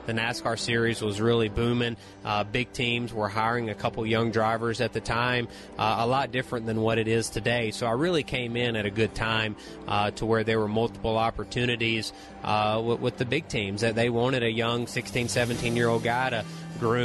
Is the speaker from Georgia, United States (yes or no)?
yes; Unadilla, Georgia, United States; the local short track where I grew up at, just outside of Unadilla, Georgia